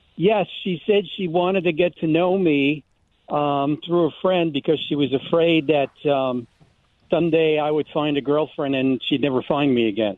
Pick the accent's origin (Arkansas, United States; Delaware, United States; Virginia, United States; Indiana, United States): Arkansas, United States; Mountain Home; I was in and out of my hometown